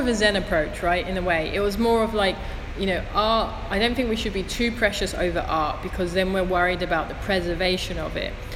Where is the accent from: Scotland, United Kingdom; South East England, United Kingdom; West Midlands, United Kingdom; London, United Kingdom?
London, United Kingdom; moved away; I'm from Thamesmead, which is in southeast London